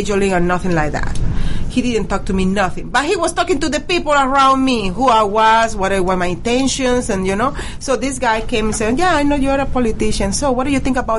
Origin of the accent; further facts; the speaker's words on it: Venezuela; English is a second language; now in United States; Yes, I am from Venezuela.